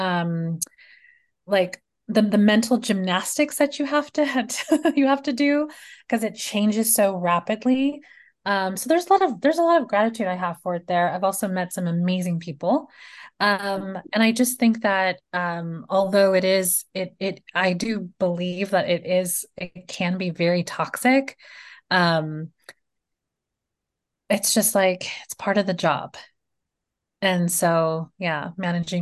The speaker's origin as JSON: {"language": "English", "town": "Los Angeles", "region": "California", "country": "United States", "moved": "yes", "lives_now": "Meridian, United States", "said": "I live in Meridian, but I'm originally from California, Los Angeles"}